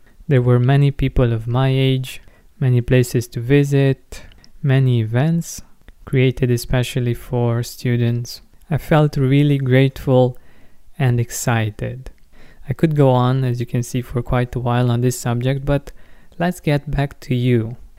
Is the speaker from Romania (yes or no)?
yes; Romania; moved away as an adult; now in Cluj-Napoca, Romania; I'm from a small town about 120 kilometers from Cluj, and I came here for my university studies.